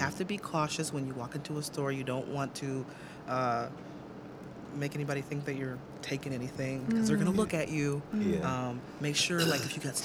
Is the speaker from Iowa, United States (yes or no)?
yes; Cedar Rapids, Iowa, United States; I grew up in Cedar Rapids